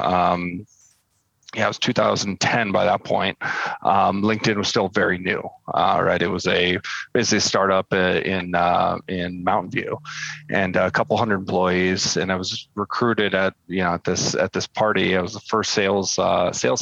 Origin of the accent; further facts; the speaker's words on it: El Sobrante, California, United States; also born or lived in Palo Alto; I grew up in the East Bay, little town called El Sobrante. It's just right over the bay from San Francisco.